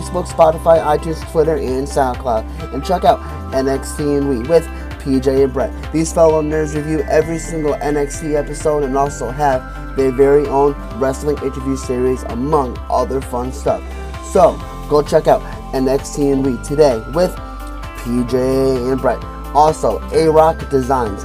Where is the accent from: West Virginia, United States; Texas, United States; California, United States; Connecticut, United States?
Connecticut, United States; I'm from Connecticut